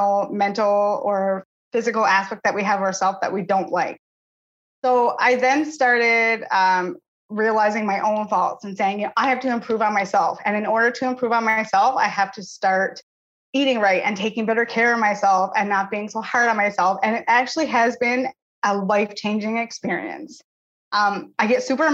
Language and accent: English; Channel-Port aux Basques, Newfoundland and Labrador, Canada; now in New Brunswick, Canada; I'm from Portobas, Newfoundland, as is Gina. Currently, I'm living in New Brunswick.